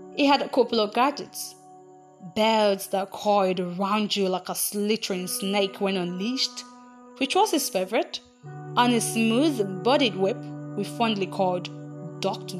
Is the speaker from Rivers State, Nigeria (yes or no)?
no; Aba, Abia, Nigeria; I grew up in Aba, a city in the eastern part of Nigeria